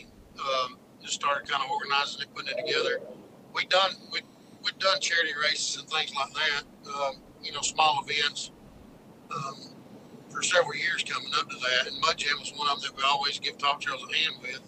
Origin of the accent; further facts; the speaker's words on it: North Georgia Hill Country, United States; I come from Hill Country. It's not, North Georgia's not known for its mud. It's more, North Alabama, North Georgia, Hill Country.